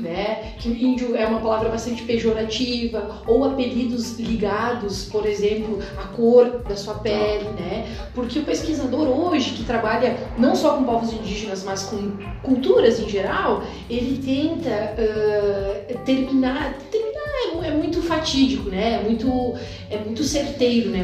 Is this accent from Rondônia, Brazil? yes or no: no; Muçum, Rio Grande do Sul, Brazil; eu venho de uma, uma pequena cidade do Vale do Taquari, de 5 mil habitantes, eh, crescida em família tipicamente descendente de italiano